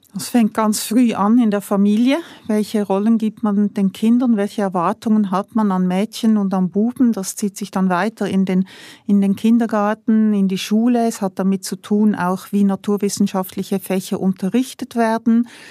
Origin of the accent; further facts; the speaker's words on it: Switzerland; als Schweizer